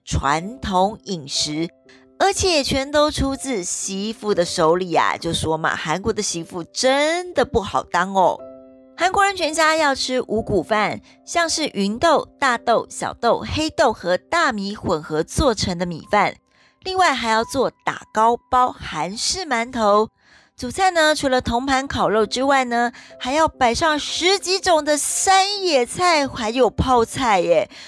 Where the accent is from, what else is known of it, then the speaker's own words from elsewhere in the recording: Taiwan; 像我们台湾人，好像现在，嗯，应该是年夜饭有时候都会到外面去吃了